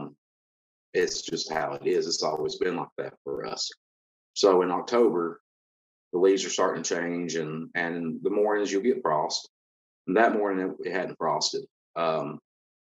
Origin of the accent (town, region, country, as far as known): Kentucky, United States; born or raised there